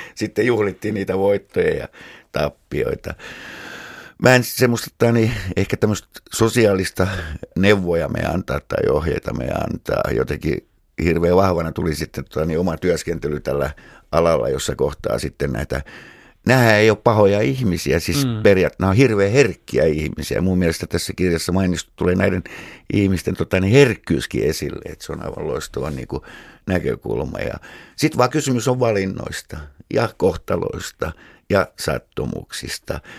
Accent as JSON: {"language": "Finnish", "town": "Helsinki", "region": "Uusimaa", "country": "Finland", "tie": "born or raised there", "said": "mä heilin lapsuuteni tuolla Munkkiniemi ja Haagan seuduilla"}